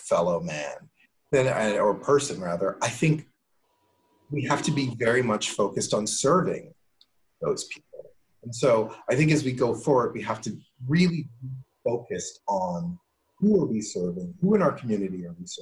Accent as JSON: {"language": "English", "town": "Cincinnati", "region": "Ohio", "country": "United States", "tie": "born or raised there", "said": "I grew up in Cincinnati"}